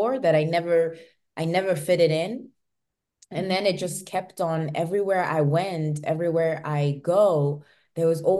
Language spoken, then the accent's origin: English; United Kingdom; moved away; also born or lived in France; being born in a country, but having living in another one, and you're always in two different worlds where I am British